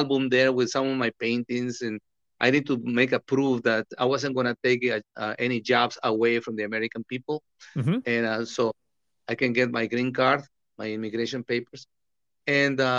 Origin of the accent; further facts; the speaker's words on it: Tepic, Nayarit, Mexico; moved away; I was born in Tepic, in the state of Nayarit